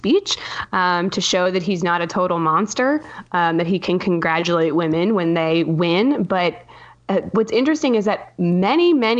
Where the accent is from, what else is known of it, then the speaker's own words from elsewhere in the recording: Eugene, Oregon, United States; moved away; also born or lived in New York; I'm originally from Eugene, Oregon. I'm a West Coast gal